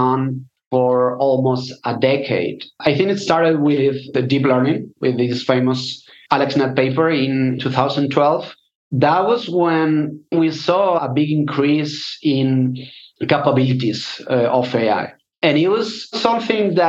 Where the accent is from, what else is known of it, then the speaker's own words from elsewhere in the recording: Spain; also born or lived in London; I'm from Spain